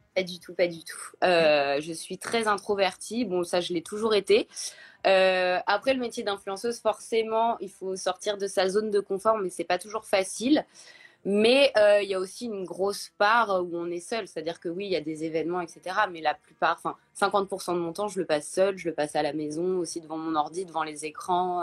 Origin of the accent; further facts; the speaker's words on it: Paris, Île-de-France, France; je suis parisienne, j'ai 32 ans